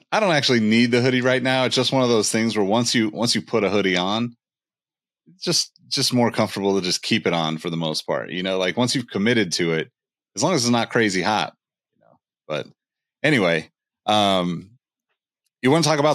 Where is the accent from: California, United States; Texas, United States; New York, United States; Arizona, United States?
California, United States; Sacramento; I'm from Sacramento